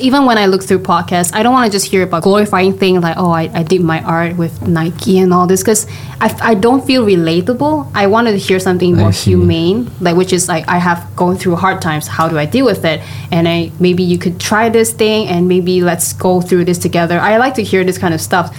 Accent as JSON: {"language": "English", "region": "Johor", "country": "Malaysia", "moved": "yes", "lives_now": "Kuala Lumpur, Malaysia", "said": "I'm originally from Johor and I work in KL for more than 10, 15 years already."}